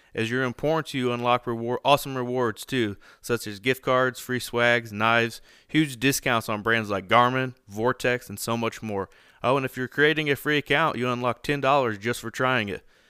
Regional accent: Indiana, United States; We're both from Indiana

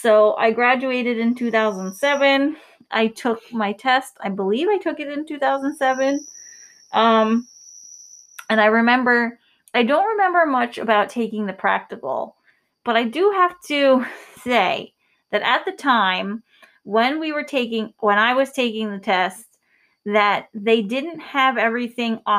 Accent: New York, United States; We're from New York, so we have um, certain things that we did here that may be different in your state.

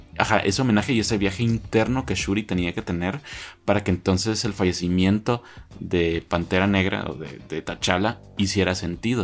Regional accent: Guatemala; en mi país, ¿verdad? Como guatemalteco

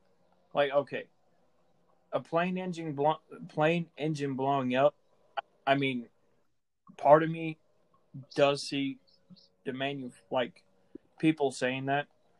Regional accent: United States; as an American, that hurts

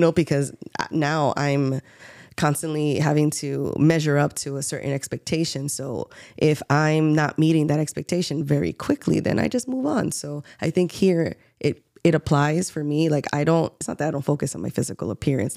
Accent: New York City, New York, United States; moved away; also born or lived in Baltimore; I grew up in New York City. Um, uh, you know, and, like, most scrappy Bronx kids

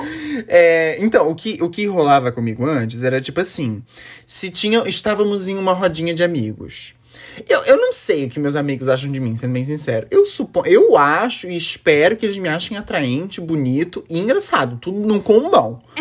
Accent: Florianópolis, Santa Catarina, Brazil; eu sou de Floripa, Santa Catarina

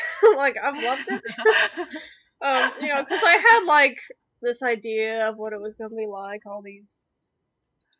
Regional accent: Albuquerque, New Mexico, United States; moved away as an adult; also born or lived in Ohio; I'm from Albuquerque, New Mexico. And we got married down there

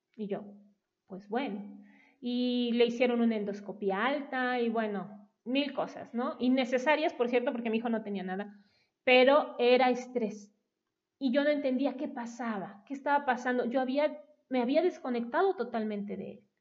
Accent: Coatepec, Veracruz, Mexico; moved away as an adult; also born or lived in Mexico City; Regresamos a la tierra familiar, porque yo nací en Coatepec

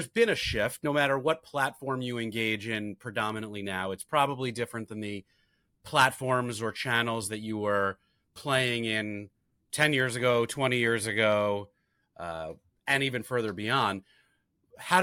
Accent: New York, United States; I'm a New Yorker forever

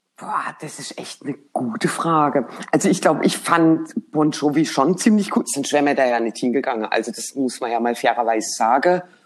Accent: Germany; uns direkt als Deutsche erkannt hat

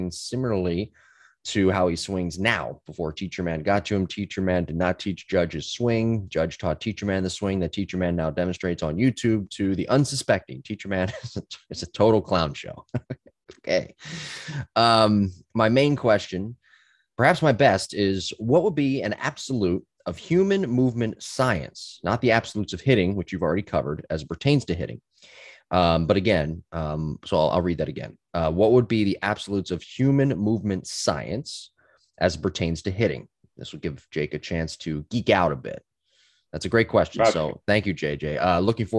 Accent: Philadelphia, Pennsylvania, United States; I grew up in the Philly area

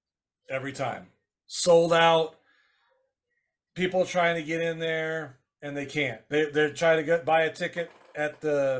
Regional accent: Wisconsin, United States; moved away; I'm originally from Wisconsin, about 2 hours northeast of where Steel Domain is.

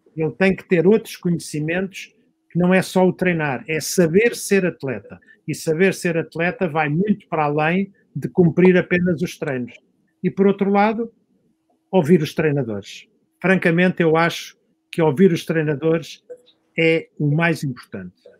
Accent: Algés, Lisbon, Portugal; Eu nasci em Algés. Quem nasci em Algés tinha que aprender a nadar

